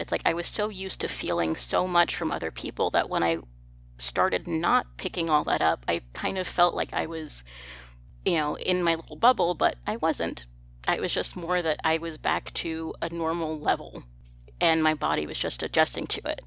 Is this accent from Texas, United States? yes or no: yes; Texas, United States; I'm from Texas